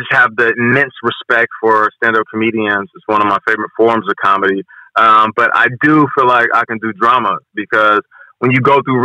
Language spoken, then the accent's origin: English; Seattle, Washington, United States; now in New York, United States; I'm from Seattle